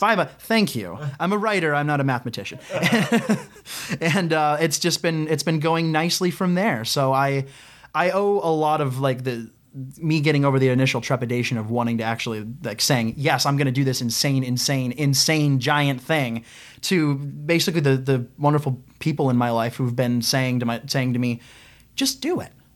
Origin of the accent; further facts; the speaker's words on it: Ohio, United States; I'm a kid from Ohio.